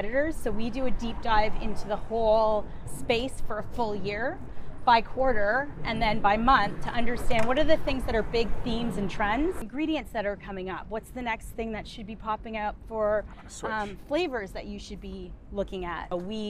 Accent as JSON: {"language": "English", "town": "Ottawa", "region": "Ontario", "country": "Canada", "tie": "born there", "said": "So I was born in Ottawa, Ontario."}